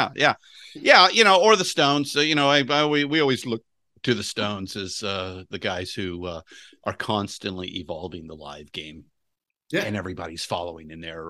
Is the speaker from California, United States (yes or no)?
yes; Los Angeles, California, United States; No, I am a native Californian, but I was born and raised in Los Angeles.